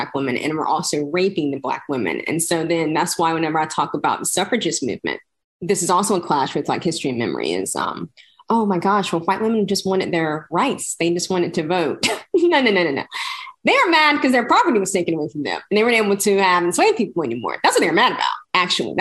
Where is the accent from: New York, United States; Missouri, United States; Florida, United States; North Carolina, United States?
North Carolina, United States; Brunswick County; I'm from Brunswick County, North Carolina